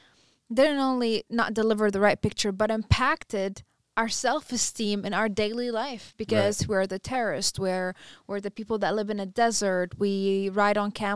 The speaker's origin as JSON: {"language": "English", "country": "United States", "said": "Because I'm pretty sure as a U.S., you know, as an American, I would like to."}